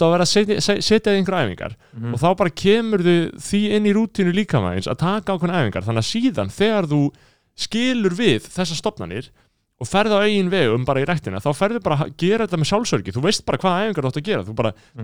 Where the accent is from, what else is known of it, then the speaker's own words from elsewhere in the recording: Reykjavík, Capital Region, Iceland; Við búum í borginu, við erum reykvingar Við erum fættir á mölinni